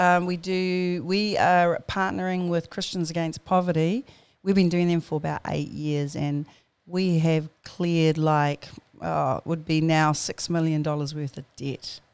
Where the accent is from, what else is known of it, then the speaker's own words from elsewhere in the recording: Auckland, New Zealand; born and bred in New Zealand and, um, good old Tamaki Makoto. Uh, I grew up out at Mangere